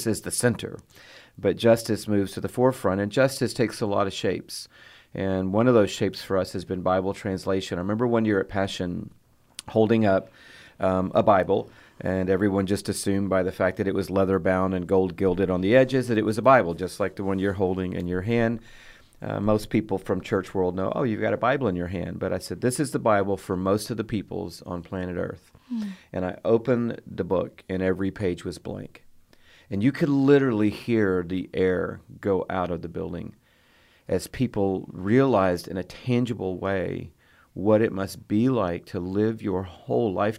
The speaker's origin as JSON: {"language": "English", "town": "Atlanta", "region": "Georgia", "country": "United States", "tie": "born or raised there", "also_born_or_lived": "Fort Worth, Texas", "moved": "as an adult", "said": "I grew up in Atlanta, Georgia, which is actually a place with hills and trees and four seasons"}